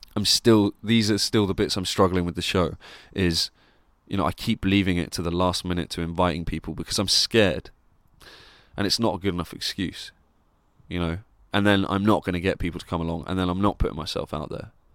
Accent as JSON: {"language": "English", "town": "Plymouth", "region": "South West England", "country": "United Kingdom", "tie": "born or raised there", "moved": "yes", "said": "I'm doing this show in Plymouth in my hometown where I grew up"}